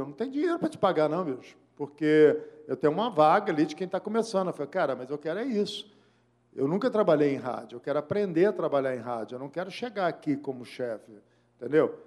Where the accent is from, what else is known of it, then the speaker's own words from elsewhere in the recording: Belo Horizonte, Minas Gerais, Brazil; also born or lived in Macacos, Minas Gerais; eu nasci em Belo Horizonte, criado em Belo Horizonte